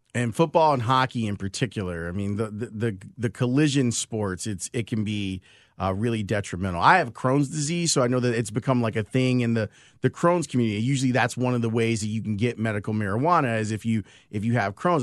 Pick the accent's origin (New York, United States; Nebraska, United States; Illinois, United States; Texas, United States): Illinois, United States; Chicago; born or raised there